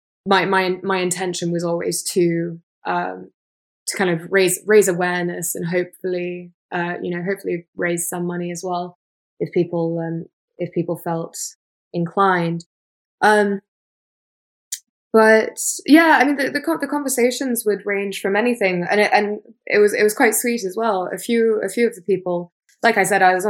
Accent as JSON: {"language": "English", "region": "England", "country": "United Kingdom", "said": "I'm from England"}